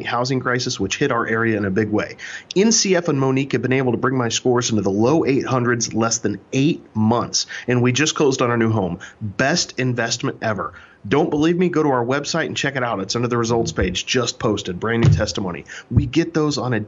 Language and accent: English; Kansas City, Missouri, United States; I'm originally from Kansas City, Missouri. I'm a show me state boy